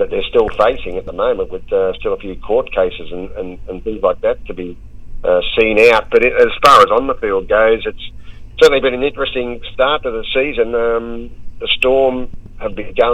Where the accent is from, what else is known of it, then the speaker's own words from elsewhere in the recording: Sydney, New South Wales, Australia; I grew up in the western suburbs of Sydney at Chester Hill